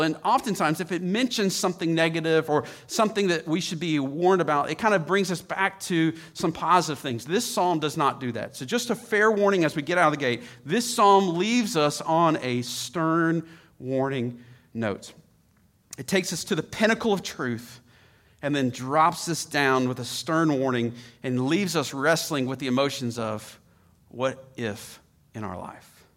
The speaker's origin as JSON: {"language": "English", "town": "Atlanta", "region": "Georgia", "country": "United States", "tie": "born or raised there", "said": "I grew up in Atlanta"}